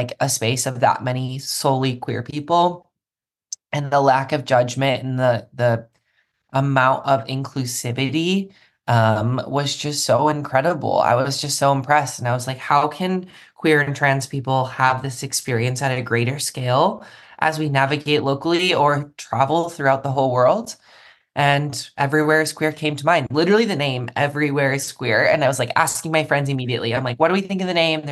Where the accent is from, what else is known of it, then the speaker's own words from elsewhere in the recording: Milwaukee, Wisconsin, United States; moved away; I went back home to Milwaukee, Wisconsin, which is where I'm from originally, the suburbs there